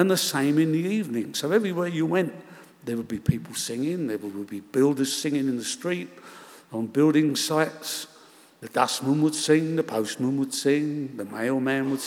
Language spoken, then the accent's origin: English; London, United Kingdom; also born or lived in Bedford Park, Chiswick; We shared a house in Shepherd's Bush, two families, as most of the houses in Shepherd's Bush were in those days.